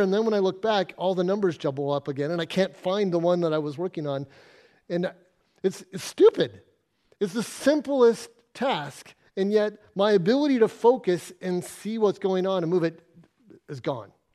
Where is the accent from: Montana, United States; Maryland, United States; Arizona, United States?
Arizona, United States; moved away as an adult; now in Exmouth, Australia; I grew up in Arizona in the middle of a desert